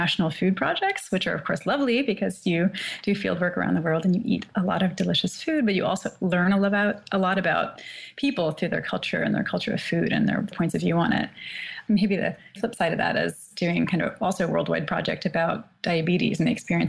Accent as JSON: {"language": "English", "region": "the Midwest of the U.S.", "country": "United States", "tie": "born or raised there", "also_born_or_lived": "Shanghai", "moved": "yes", "lives_now": "Boston, United States", "said": "I grew up in the Midwest of the U.S. and have been here in Boston for quite a while"}